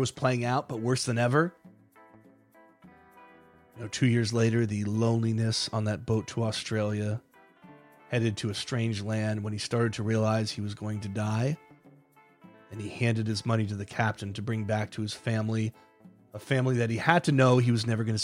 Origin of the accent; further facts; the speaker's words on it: Saranac Lake, New York, United States; I'm from Saranac Lake, New York, in the Adirondack Mountains